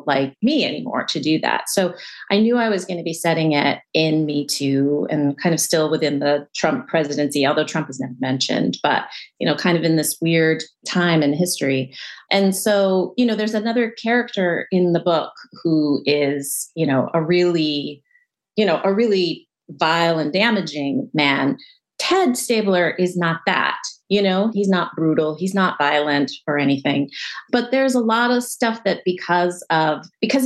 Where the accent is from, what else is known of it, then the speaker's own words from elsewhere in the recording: outside of LA, California, United States; I grew up in California outside